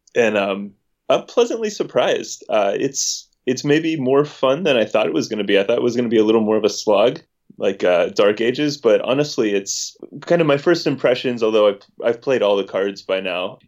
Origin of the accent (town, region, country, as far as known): West Virginia, United States; moved away